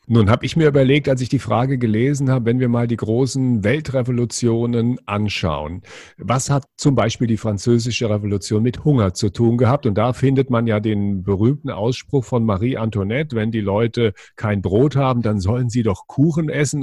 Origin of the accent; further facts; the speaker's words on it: West Germany, Germany; wir sind hier in, in Westdeutschland aufgewachsen